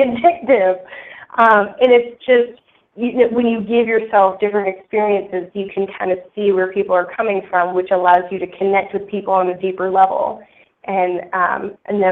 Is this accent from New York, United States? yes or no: no; north of Boston, Massachusetts, United States; I grew up actually in Massachusetts, north of Boston